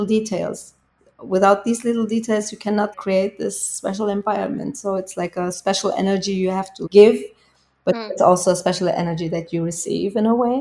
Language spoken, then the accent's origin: English; Bavaria, Germany; English is a second language; when I'm here in my hometown